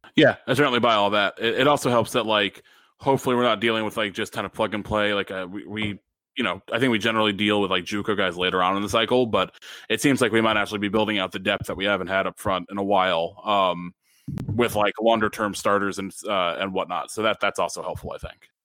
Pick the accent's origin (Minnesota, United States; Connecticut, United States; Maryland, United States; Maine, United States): Connecticut, United States; Stamford; one of my local breweries up at my hometown, Half Full in Stamford